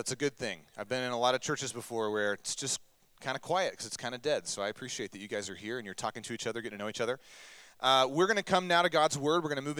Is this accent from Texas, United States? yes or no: yes; Longview, Texas, United States; now in Alaska, United States; my hometown in East Texas, Longview, Texas, where I grew up